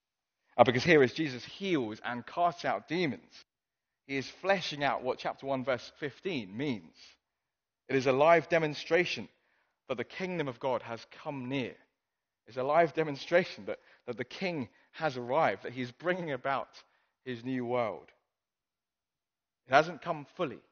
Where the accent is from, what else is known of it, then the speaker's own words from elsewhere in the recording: Hong Kong; moved away; I grew up in Hong Kong